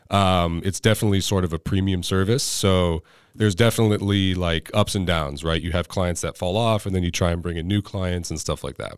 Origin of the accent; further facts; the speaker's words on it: Orange County, California, United States; also born or lived in Ventura County, California; I spent my childhood in Orange County